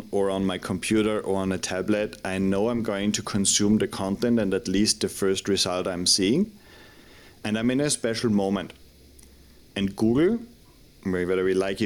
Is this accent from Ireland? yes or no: no; Austria; now in Madrid, Spain; I'm originally from Austria, but based in Madrid in Spain.